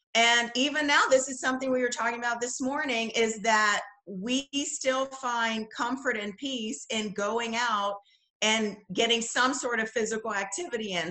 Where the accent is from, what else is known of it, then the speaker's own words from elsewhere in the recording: Bahamas; moved away as an adult; also born or lived in Los Angeles / Netherlands; I grew up in the Bahamas. I moved here for college, for school, graduate school, and that's what took me to LA.